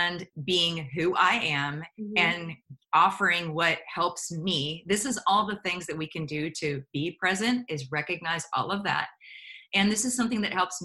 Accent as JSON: {"language": "English", "area": "outside of Pittsburgh", "region": "Pennsylvania", "country": "United States", "also_born_or_lived": "New York City", "moved": "as an adult", "said": "I came from outside of Pittsburgh, Pennsylvania"}